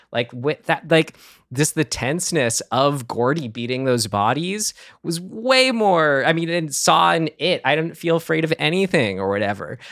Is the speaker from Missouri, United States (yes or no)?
no; San Rafael, California, United States; my hometown of San Rafael